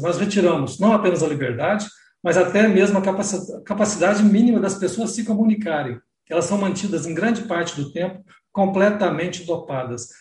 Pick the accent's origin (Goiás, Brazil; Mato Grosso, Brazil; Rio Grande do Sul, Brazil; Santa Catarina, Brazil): Goiás, Brazil; eu sou de Goiás, eu ajudei a construir o Paili